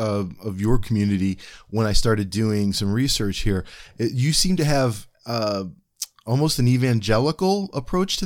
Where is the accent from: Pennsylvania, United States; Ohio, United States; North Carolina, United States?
Ohio, United States; I'm from Ohio.